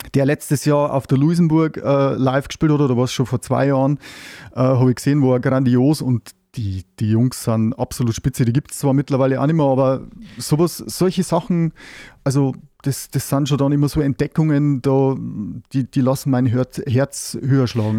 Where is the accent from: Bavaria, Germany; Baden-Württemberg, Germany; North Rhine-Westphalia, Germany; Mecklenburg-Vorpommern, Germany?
Bavaria, Germany; Neustadt an der Waldnaab; ich komme aus Neustadt an der Waldnab